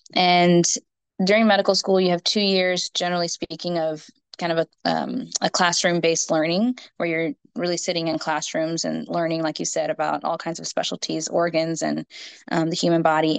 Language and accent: English; Houston, Texas, United States; also born or lived in Minnesota / Fort Worth; I'm from Houston. And so that's where I am living now, but I've grown up here.